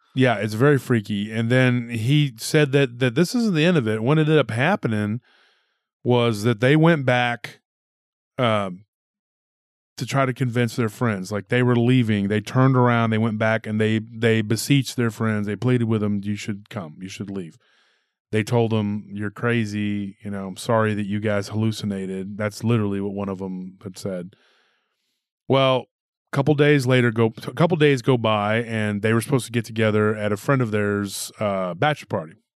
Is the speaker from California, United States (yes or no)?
no; Texas, United States; my home state